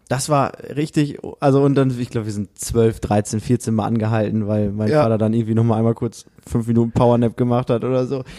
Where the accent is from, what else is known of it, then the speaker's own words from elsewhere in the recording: Osnabrück, Lower Saxony, Germany; Wir sagen so aus Osnabrück